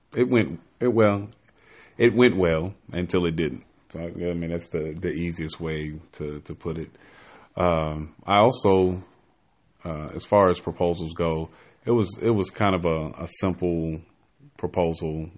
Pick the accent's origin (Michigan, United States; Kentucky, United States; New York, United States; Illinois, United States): Illinois, United States; Chicago; moved away as an adult; now in Atlanta, United States; I am from Chicago. Forty-two, single dad. Um, I been here in Atlanta now for a couple years